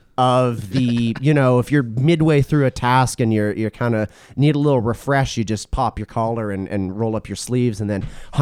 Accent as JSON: {"language": "English", "region": "Alberta", "country": "Canada", "tie": "born or raised there", "said": "you like me, growing up in Alberta"}